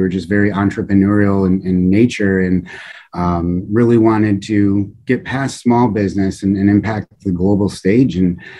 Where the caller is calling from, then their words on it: Illinois, United States; I'm just outside of Chicago.